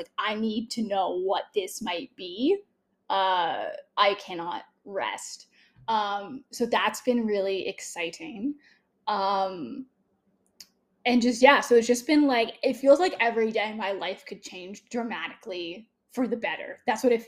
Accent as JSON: {"language": "English", "country": "Canada", "said": "I'm also Canadian"}